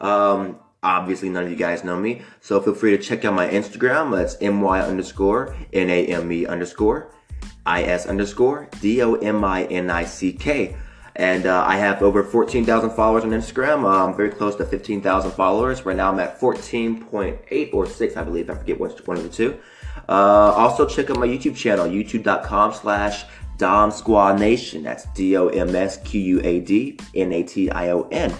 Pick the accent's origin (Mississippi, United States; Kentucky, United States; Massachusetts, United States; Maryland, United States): Mississippi, United States; moved away as an adult; now in California, United States; I'm originally from Mississippi. I didn't move to California until like 6 months ago, 6 or 7 months ago.